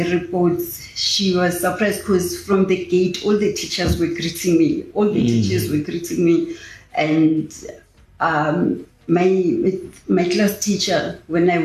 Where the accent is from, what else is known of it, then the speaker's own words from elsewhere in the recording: South Africa; I was born here in Tarfandin. I grew up in Tarfandin.